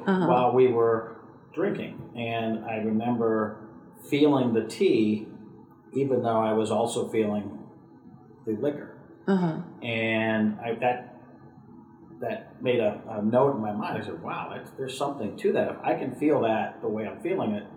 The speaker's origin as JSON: {"language": "English", "region": "New England", "country": "United States", "tie": "born or raised there", "said": "when I was a young kid growing up in New England"}